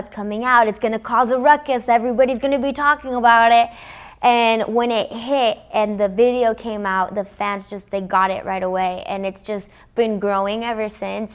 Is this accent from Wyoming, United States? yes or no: no; Los Angeles, California, United States; first language English; I'm from Los Angeles, because I grew up in America, I grew up listening to everything